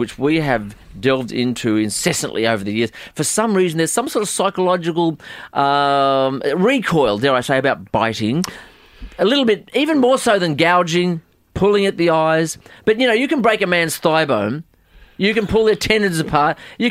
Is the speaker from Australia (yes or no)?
no; New Zealand; Kevin and I, we're both from the same place. We're both from New Zealand.